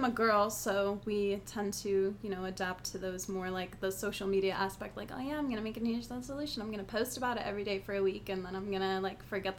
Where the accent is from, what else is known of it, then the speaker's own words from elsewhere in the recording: Buffalo, New York, United States; I am from New York, actually, but not New York City. I'm from, like, Buffalo area, pretty much Canada. I know what snow is.